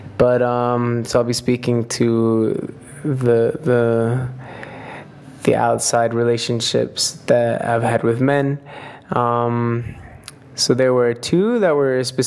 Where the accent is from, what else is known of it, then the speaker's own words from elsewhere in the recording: United States; moved away; I was raised in the United States